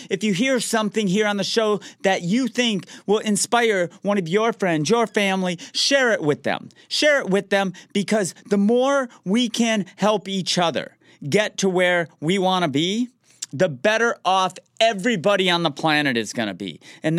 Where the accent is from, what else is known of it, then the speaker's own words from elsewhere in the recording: Detroit, Michigan, United States; I'm from the Metro Detroit area, so I found out who the surgeon was for the Detroit Red Wings of the NHL